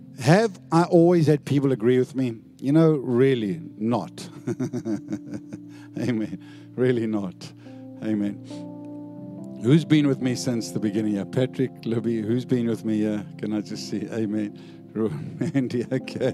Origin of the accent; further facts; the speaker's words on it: South Africa; now in Perth, Australia; I used to be South African, I'm now an Aussie.